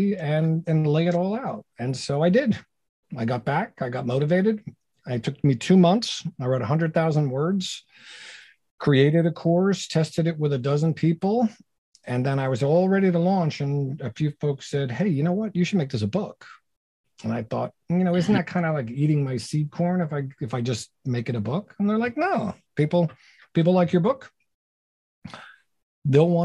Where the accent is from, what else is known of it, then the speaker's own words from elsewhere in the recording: New Jersey, United States; moved away as an adult; also born or lived in Brooklyn, New York / New York City; I'm a New York City guy. I was born in Brooklyn. I grew up in Jersey